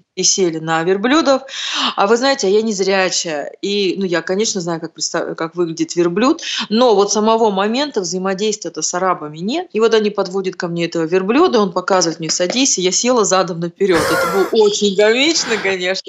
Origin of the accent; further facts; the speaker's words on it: Urals, Russia; мы с севера, мы с Урала